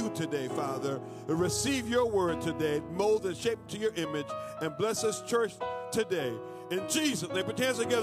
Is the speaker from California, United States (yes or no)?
no; Florida, United States; I'm from Florida